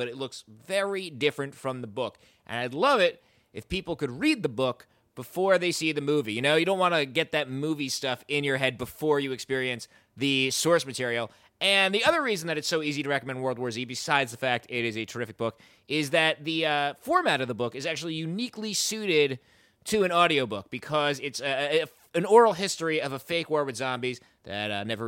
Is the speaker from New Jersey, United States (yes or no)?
yes; New Jersey, United States; I'm from New Jersey, so I was reading your work in the Star Ledger many years ago